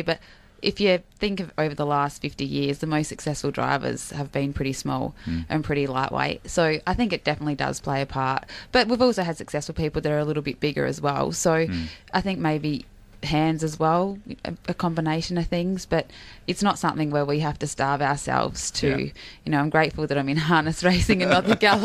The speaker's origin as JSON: {"language": "English", "town": "Port Pirie", "region": "South Australia", "country": "Australia", "tie": "born or raised there", "said": "I was born in Port Pirie, country, South Australia, and he was a postman"}